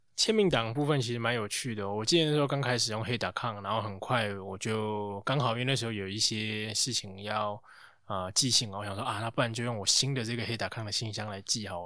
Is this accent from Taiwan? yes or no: yes; Taiwan; 我们台湾人多少可能取个英文名啊